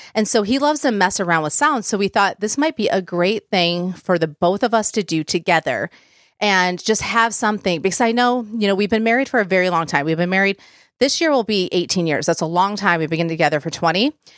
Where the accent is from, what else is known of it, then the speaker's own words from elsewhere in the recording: Plymouth, Michigan, United States; moved away as an adult; now in Nashville, United States; we are originally from Southeast Michigan. So those of you that know Michigan, we lived in Plymouth, Michigan before we moved here.